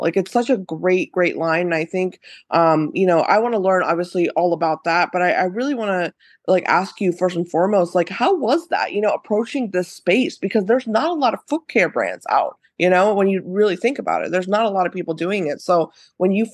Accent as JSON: {"language": "English", "town": "Cincinnati", "region": "Ohio", "country": "United States", "tie": "born or raised there", "said": "I grew up in Cincinnati"}